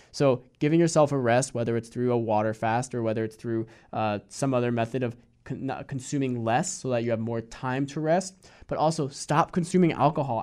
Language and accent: English; Hudson Valley, New York, United States; I grew up in the Hudson Valley in New York